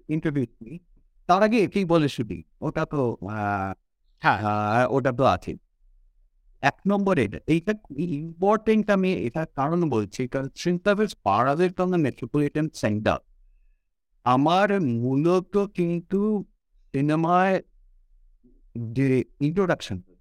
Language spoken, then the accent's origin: Bangla; Durgapur, West Bengal, India; also born or lived in Kolkata; I was born in Calcutta, but uh, the, my Baba uh, চাকরিজীবী ছিলেন দুর্গাপুরে Durgapur industrial টাউনশিপে আমার ওখানে এন্টায়ার বেড়ে ওঠা টিল মিড নাইনটিস